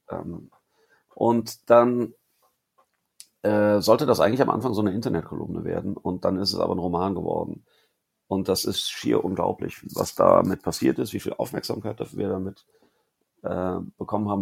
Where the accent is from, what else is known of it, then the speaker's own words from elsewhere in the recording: Cologne, North Rhine-Westphalia, Germany; als Kölner